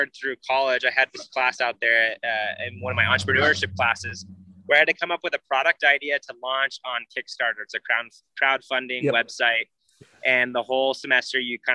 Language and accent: English; Arizona, United States; moved away; I grew up in Arizona